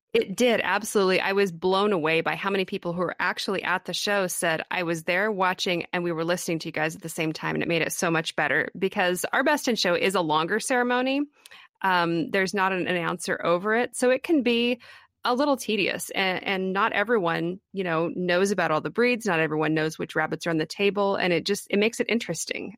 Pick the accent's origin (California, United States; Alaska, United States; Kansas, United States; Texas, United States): Kansas, United States; I am from Kansas. I grew up here.